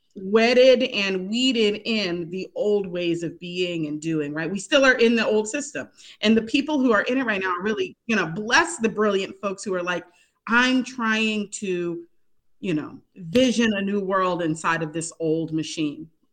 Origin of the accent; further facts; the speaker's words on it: Pittsburgh, Pennsylvania, United States; moved away; I'm currently in my hometown of Pittsburgh, Pennsylvania. This is the most time I've spent here since childhood.